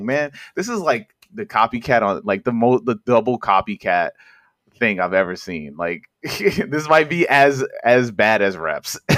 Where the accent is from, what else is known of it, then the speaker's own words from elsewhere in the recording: New York City, New York, United States; I'm from Corona Queens